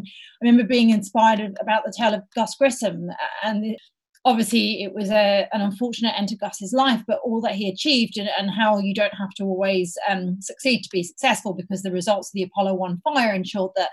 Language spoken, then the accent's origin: English; Hull, Yorkshire and the Humber, United Kingdom; also born or lived in Wales; now in London, United Kingdom; I was born in Wales, and then I actually grew up in near a place called Hull, which is in the northeast of England